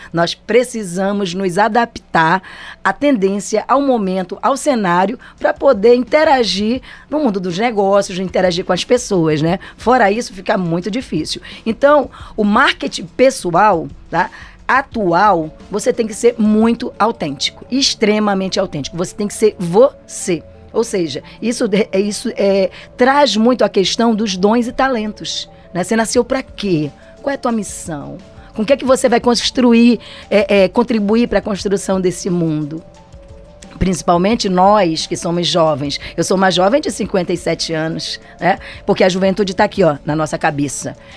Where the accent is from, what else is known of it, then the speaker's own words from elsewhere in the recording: Brazil; sou brasileira